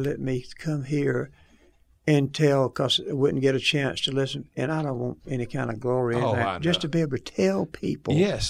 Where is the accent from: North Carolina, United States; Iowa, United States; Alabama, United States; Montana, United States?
Alabama, United States; Phenix City; a guy from Phenix City, Alabama, amen, uneducated, dumb as a rock